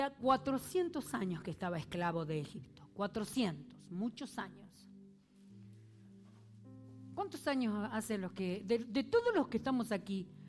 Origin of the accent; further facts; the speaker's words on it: Argentina; moved away; A mí me parece que todo el mundo se da cuenta que soy argentina, que sí. ¿Sí? ¿Se nota que soy argentina? Voy a Argentina y dicen, no hables así.